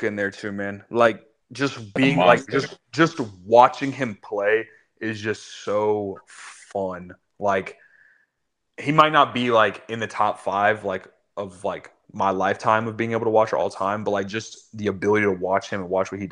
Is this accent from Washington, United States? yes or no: no; Orlando, Florida, United States; I'm from Orlando